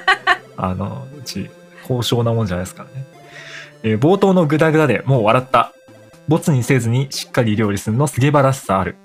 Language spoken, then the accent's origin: Japanese; Kanto, Japan; 僕ら関東なんですよね